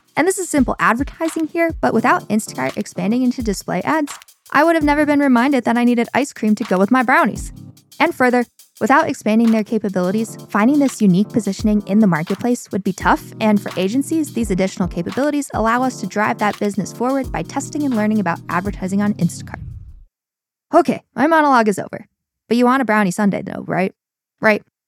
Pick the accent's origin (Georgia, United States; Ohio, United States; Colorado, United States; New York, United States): New York, United States; I'm a New Yorker